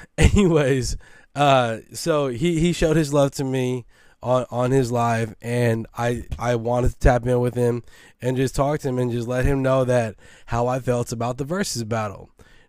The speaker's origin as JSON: {"language": "English", "region": "West Coast", "country": "United States", "said": "But am I from the East Coast? I'm not. I'm from the West Coast. I know the fucking talent that we have out here."}